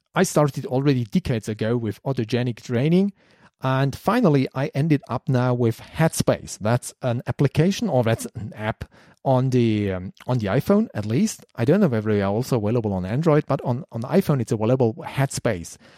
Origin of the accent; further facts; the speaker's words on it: Germany; English is a second language; I'm German